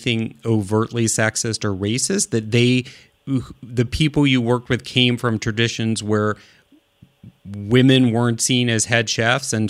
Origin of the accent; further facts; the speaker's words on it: Midwest, United States; also born or lived in Oakland, California; now in California, United States; I grew up in the Midwest